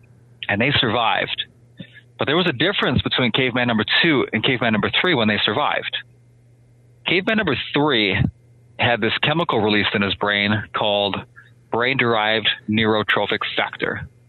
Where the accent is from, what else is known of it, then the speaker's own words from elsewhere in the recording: Minnesota, United States; So I grew up in Minnesota, and I joined the Marine Corps just a week out of high school.